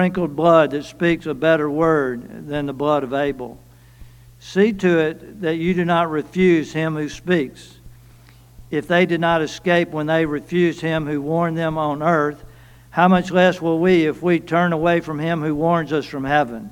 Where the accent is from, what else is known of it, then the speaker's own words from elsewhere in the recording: Cleveland, Mississippi, United States; I'm from Cleveland